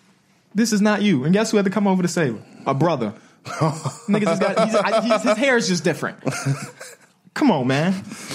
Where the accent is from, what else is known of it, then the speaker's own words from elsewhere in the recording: Chicago, Illinois, United States; Because though we are from Chicago